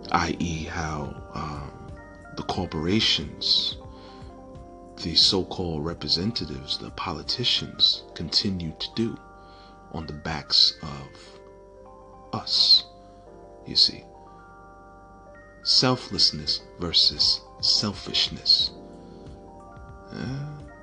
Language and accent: English; New York, United States; I come from New York